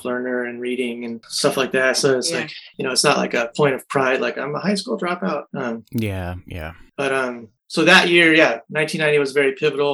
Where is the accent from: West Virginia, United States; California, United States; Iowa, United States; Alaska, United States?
California, United States; I was born in California